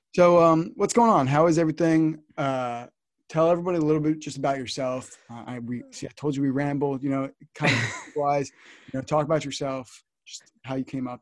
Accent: New Jersey, United States; I'm from North Jersey.

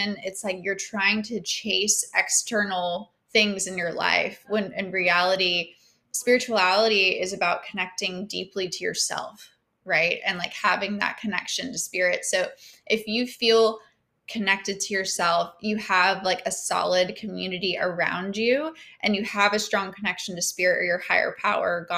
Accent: Georgia, United States; also born or lived in New York; I have mostly lived in Georgia in my whole life

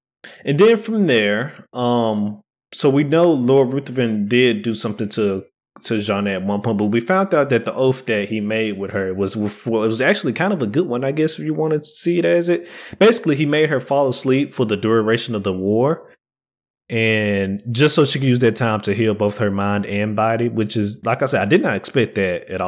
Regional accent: United States; And as we all know, we are American. We are not French.

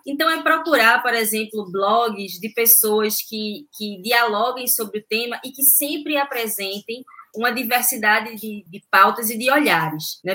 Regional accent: Recife, Pernambuco, Brazil; Eu fui criada aqui em Recife, mas numa zona mais periférica, de praia

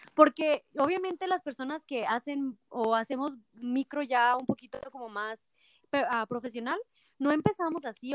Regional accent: Nochistlán, Zacatecas, Mexico; also born or lived in Guadalajara / United States; now in Aguascalientes, Mexico; Yo soy de Nochistlán, Zacatecas

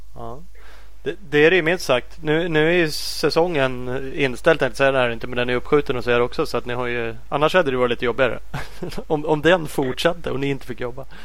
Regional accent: Sweden; vi som eh, svenskar

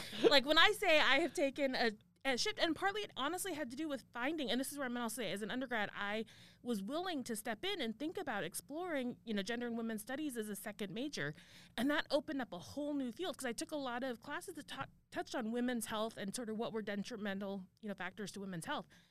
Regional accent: Arizona, United States; moved away; I grew up in Arizona

